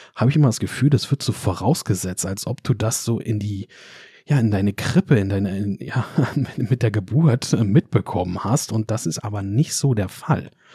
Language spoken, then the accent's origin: German; Germany; wir Deutsche